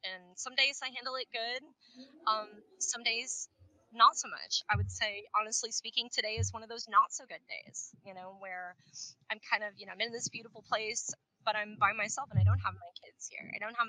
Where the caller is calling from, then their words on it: Puerto Rico; here I'm, you know, calling from, or I'm joining from Puerto Rico.